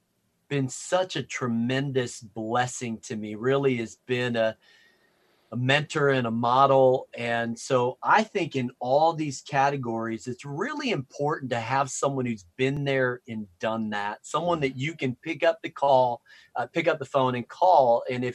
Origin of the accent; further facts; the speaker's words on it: Chicago, Illinois, United States; also born or lived in Minneapolis / Wisconsin; I'm from Chicago, so I like the Cubs, but I'm wearing a little Nats hat because World Series contender. And then I was born in Minneapolis and then moved to Wisconsin.